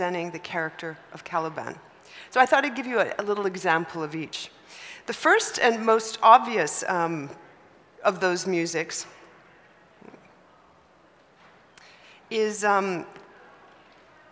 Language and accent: English; Canada; me being Canadian